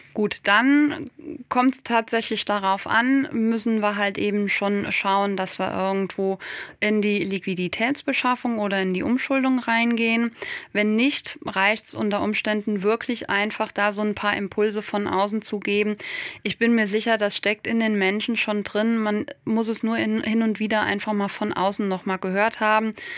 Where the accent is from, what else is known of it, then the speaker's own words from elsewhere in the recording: Westerwald, northern Rhineland-Palatinate, Germany; ich komme aus der Landwirtschaft, aus einem ländlich geprägten Raum im Westerwald im Norden von Rheinland-Pfalz